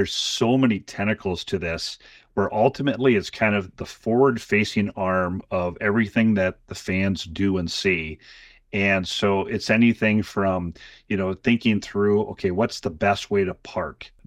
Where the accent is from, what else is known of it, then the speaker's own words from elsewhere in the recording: Lake City, Minnesota, United States; I didn't grow up around soccer. I'm from Lake City, Minnesota. We had the traditional sports